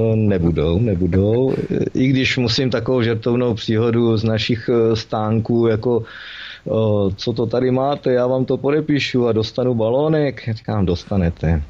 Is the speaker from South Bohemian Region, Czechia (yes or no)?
no; Olomouc, Olomouc Region, Czechia; jsem rodilý Olomoučák